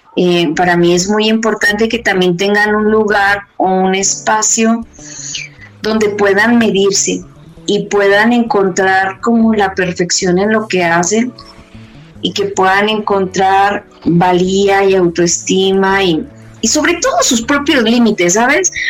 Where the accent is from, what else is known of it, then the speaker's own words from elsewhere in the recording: Mexico City, Mexico; yo soy de la Ciudad de México